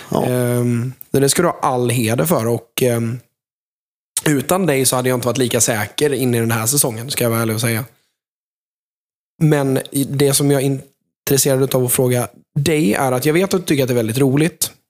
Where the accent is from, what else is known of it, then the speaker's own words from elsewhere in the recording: Jönköping, Jönköping County, Sweden; Eh, men för de som är från Jönköping. Alltså, jag känner mig så jäkla hemma på Hovet.